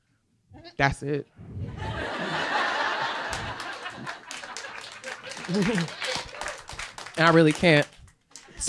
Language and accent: English; New York City, New York, United States; now in Philadelphia, United States; I'm originally from the Bronx